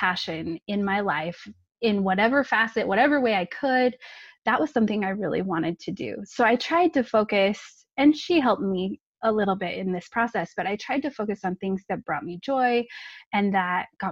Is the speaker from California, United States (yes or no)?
yes; California, United States; now in Utah, United States; I grew up in California, nice and warm weather.